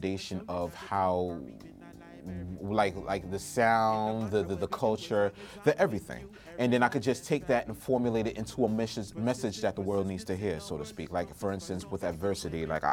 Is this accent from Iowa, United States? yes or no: no; New York City, New York, United States; My family's from Trinidad and Tobago. I was born in Brooklyn.